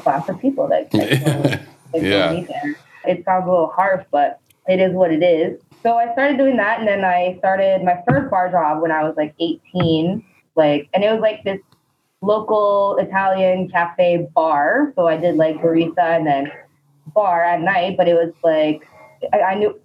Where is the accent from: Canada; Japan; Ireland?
Canada; Laval, Quebec; now in Montreal, Canada; I grew up in Laval